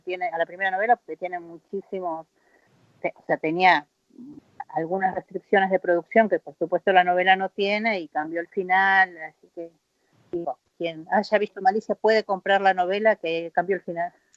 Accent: Argentina; soy argentina

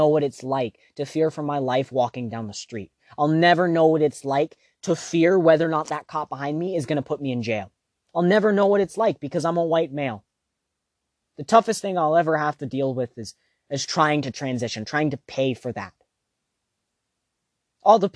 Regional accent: United States; I'm American

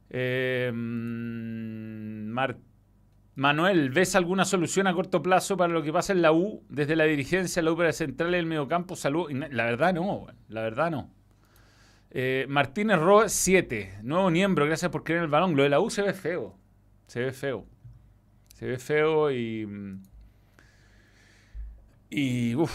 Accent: Venezuela; Aparte dije bello, como venezolano.

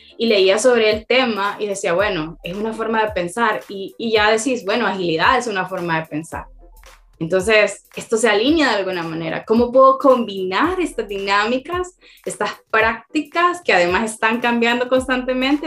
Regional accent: Tegucigalpa, Francisco Morazán, Honduras; now in El Salvador; yo nací en Tegucigalpa, Honduras, vivo en El Salvador

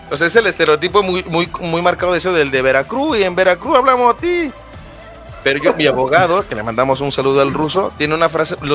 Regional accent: Puerto Rico; now in Texas, United States; soy puertorriqueña, en Texas.

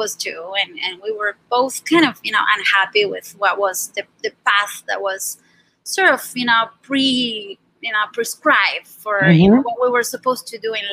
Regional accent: Buenos Aires, Argentina; moved away as an adult; I went back to Buenos Aires.

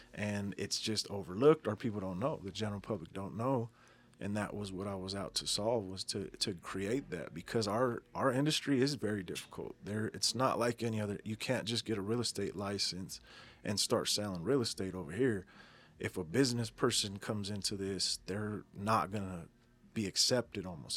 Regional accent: Denver, Colorado, United States; I'm a Denver native, born and raised in Denver, Colorado.

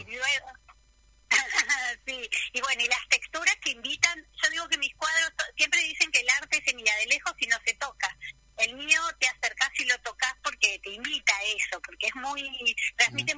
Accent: Buenos Aires, Argentina; moved away as an adult; now in Río Gallegos, Argentina; vivo en Río Gallegos ya en la mitad de mi vida, em, y soy de Buenos Aires, pero vine por el año 90 a acá a Río Gallegos

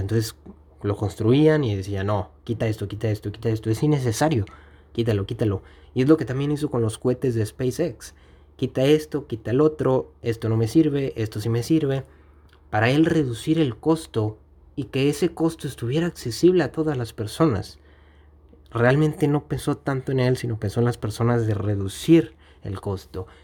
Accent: Mexico; aquí en mi país, que es México

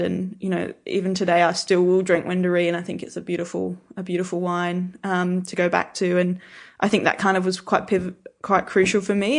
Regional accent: Albury, New South Wales, Australia; moved away as an adult; also born or lived in England / Melbourne / Adelaide; I grew up in Albury, and then when I was, um, eighteen, I moved to Melbourne

